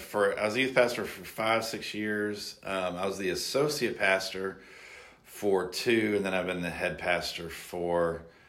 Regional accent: Memphis, Tennessee, United States; moved away as an adult; also born or lived in Dallas, Texas; now in Little Rock, United States; I'm a Memphian, born and raised in Memphis.

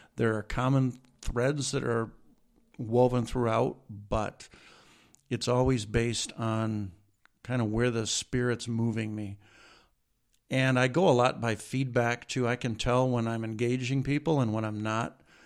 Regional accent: Washington, Michigan, United States; also born or lived in Jackson, Michigan / Saint Paul, Minnesota; I grew up in a little town of Washington, Michigan, which is in northern Macomb County, about twenty-five, thirty miles north of Detroit

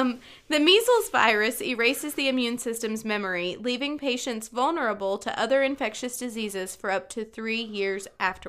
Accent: Southeast, United States; accent: Southern twang; I can't help that I grew up in the Southeast, okay? There are some things that I say where you really hear a Southern twang.

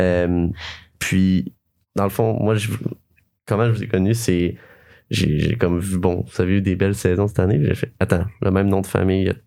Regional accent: Sherbrooke region, Quebec, Canada; je viens de Sherbrooke, de la région de Sherbrooke, vraiment proche.

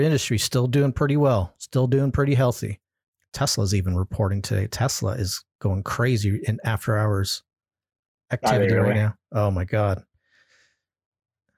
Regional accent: California, United States; my home state

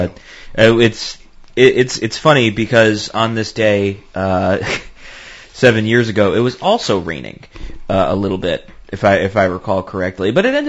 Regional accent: Bridgeport, Connecticut, United States; So I grew up in Bridgeport and remember walking by that house.

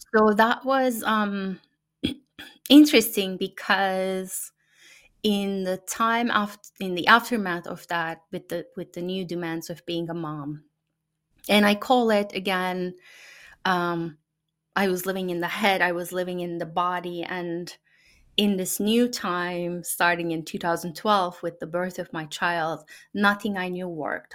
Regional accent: Turkey; first language Turkish; English is a second language; moved away as an adult; now in United States; in the families that I've known growing up in Turkey

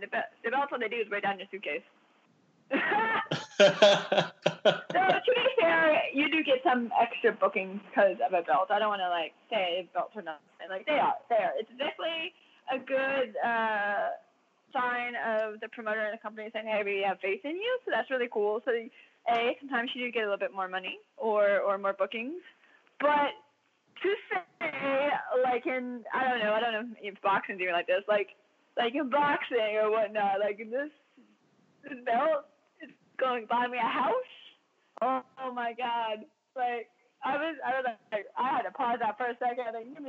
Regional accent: Georgia, United States; No, man, we're from Georgia, we're from here, you know.

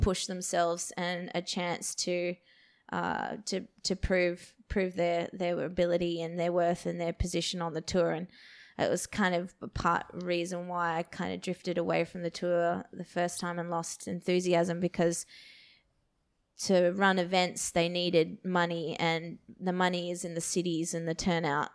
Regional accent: Perth, Western Australia, Australia; I grew up in Perth

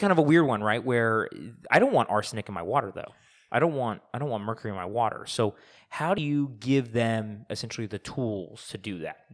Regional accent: Arizona, United States; we're from Arizona

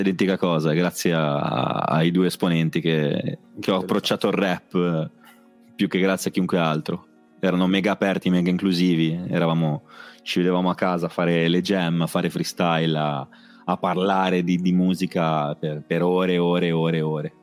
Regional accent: Rapallo, Liguria, Italy; Io vengo dalla periferia di La Pallo, io abitavo, eh, in, in via Betti, poi ho cambiato mi, mille posti

